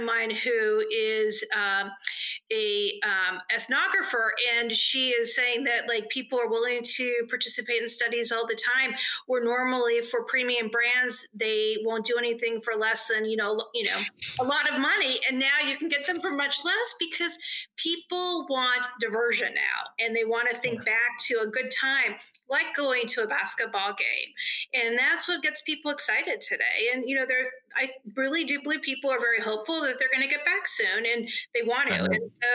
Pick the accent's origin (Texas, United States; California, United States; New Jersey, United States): California, United States; Northern; also born or lived in Los Angeles / Philadelphia; now in Indianapolis, United States; I grew up in Northern California and lived in Los Angeles for a lot of years